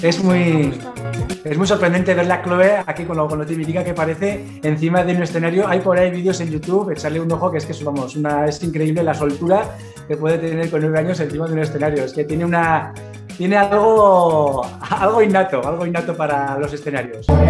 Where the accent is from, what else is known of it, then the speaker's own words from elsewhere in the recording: Pamplona, Navarre, Spain; No solo estamos en Pamplona, donde somos nacidos en Pamplona